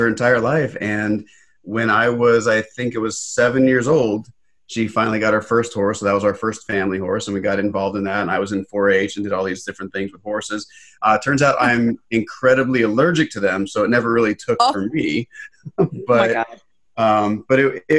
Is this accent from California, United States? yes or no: yes; Los Angeles, California, United States; I was born in Los Angeles